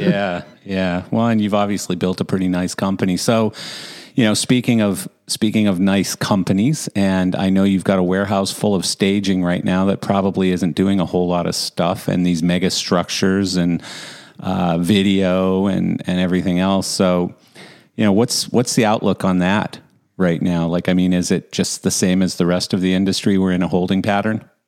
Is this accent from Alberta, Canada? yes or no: yes; Calgary, Alberta, Canada; I grew I grew up in Calgary